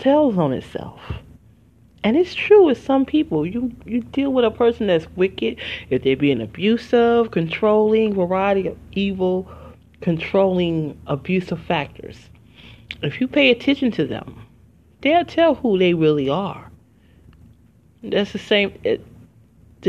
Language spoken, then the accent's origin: English; Detroit, Michigan, United States; moved away; also born or lived in Philadelphia, Pennsylvania; I'm originally from Detroit, Michigan, but I have not lived there in 20 years